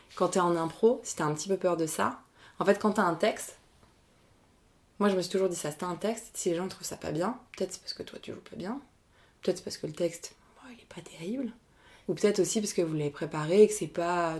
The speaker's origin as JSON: {"language": "French", "town": "Argenteuil", "region": "Île-de-France", "country": "France", "tie": "born or raised there", "said": "j'ai grandi à Argenteuil"}